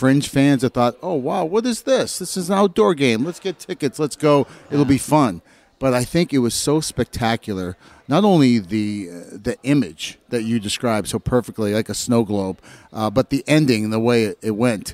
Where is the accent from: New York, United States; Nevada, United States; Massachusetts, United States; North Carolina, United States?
Massachusetts, United States; Boston area; in Boston, yeah. I mean, this is my hometown. I grew up 40 minutes from here.